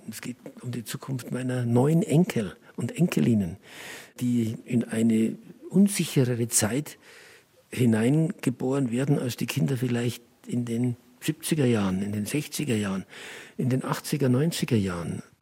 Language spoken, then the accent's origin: German; Oberaudorf, Bavaria, Germany; mein Geburtsort Oberaudorf am Inn, genannt die Perle des Inntals im Landkreis Rosenheim. Dort bin ich eben auf die Welt gekommen, dort habe ich meine Kindheit verbracht